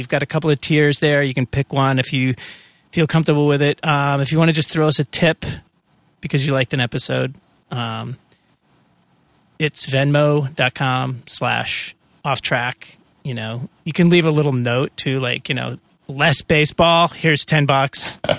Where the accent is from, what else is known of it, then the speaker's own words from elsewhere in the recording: Massachusetts, United States; I mean, I grew up in Massachusetts and everybody was, you know, Red Sox fans.